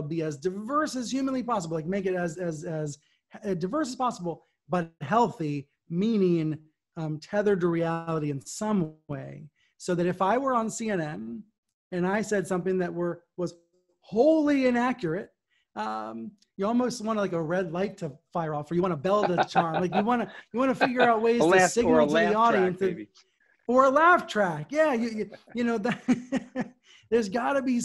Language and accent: English; Damascus, United States; growing up in Damascus, I knew Susan, she was the town's reporter